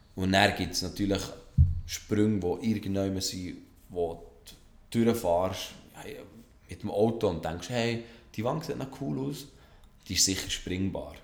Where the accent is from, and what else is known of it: Switzerland